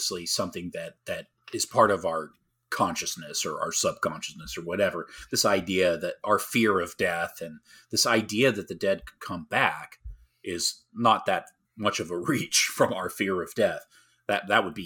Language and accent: English; United States; being an American